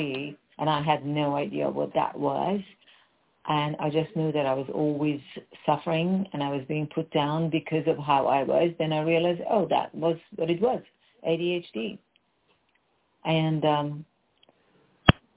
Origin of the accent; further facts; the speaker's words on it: Iran; English is a second language; moved away as an adult; also born or lived in England; now in United States; I was born and raised in Iran, and to pursue my happiness and my freedom at the age of 21, I left Iran and I went to England